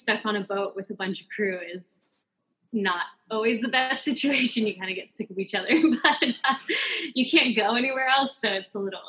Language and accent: English; Pleasant Hill, Oregon, United States; moved away; Yeah, I'm actually from Oregon. A very, very small town in Oregon called Pleasant Hill.